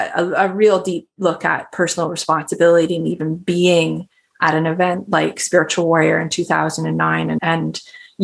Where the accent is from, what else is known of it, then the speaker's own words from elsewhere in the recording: Canada; I'm a Canadian